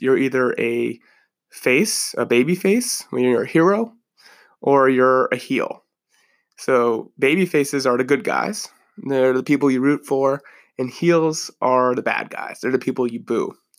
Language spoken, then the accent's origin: English; New Jersey, United States; every kid growing up in New Jersey